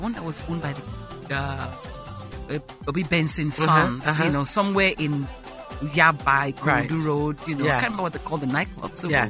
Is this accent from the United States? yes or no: no; Benin City, Edo, Nigeria; moved away; also born or lived in Italy; I come from Benin. I lived in Benin.